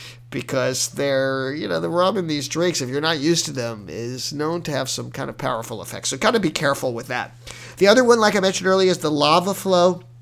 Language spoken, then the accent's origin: English; Hawaii, United States; All I had to do was say I was from Hawaii